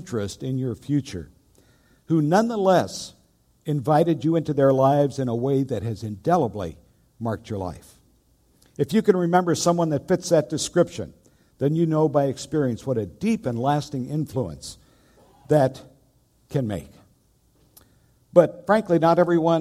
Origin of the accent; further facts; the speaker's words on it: Lake Iliamna, Alaska, United States; moved away; also born or lived in England; home to Alaska. I was raised out on Lake Iliamna, and that was quite an experience growing up